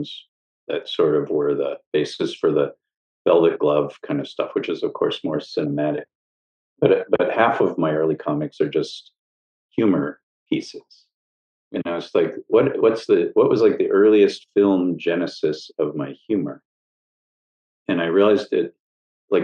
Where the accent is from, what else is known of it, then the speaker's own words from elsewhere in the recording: Chicago, Illinois, United States; I grew up right near the University of Chicago